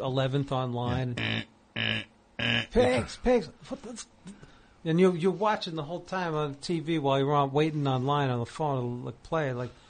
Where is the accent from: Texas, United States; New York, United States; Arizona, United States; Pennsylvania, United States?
New York, United States; Bronx; born or raised there